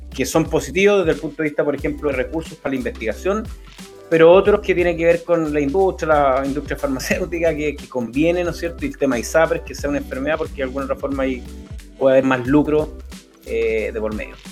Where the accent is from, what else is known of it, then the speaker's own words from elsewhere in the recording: Concepción, Biobío, Chile; cuando chico, con mi abuela en Concepción íbamos a la Vega Monumental, que donde vivíamos nos eran cuatro o cinco cuadras